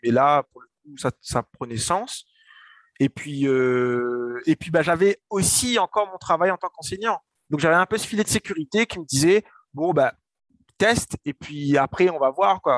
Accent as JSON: {"language": "French", "town": "Saint-Denis", "country": "Réunion", "tie": "born or raised there", "also_born_or_lived": "Paris", "said": "je viens de la Source, du quartier de la Source, Saint-Denis. donc voilà, j'ai grandi là-bas"}